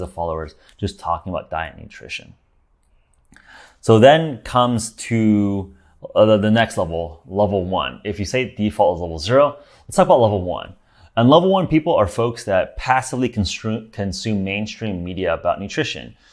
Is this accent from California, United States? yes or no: yes; Los Angeles, California, United States; I grew up in Los Angeles